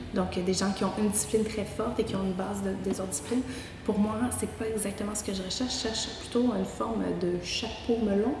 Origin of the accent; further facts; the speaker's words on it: Quebec, Canada; accent: Québécois; québécoise de mon accent et de naissance